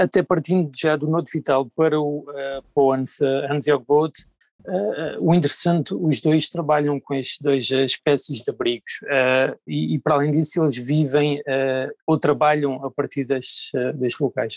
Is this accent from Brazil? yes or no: no; Algarve, Portugal; moved away; venho do Algarve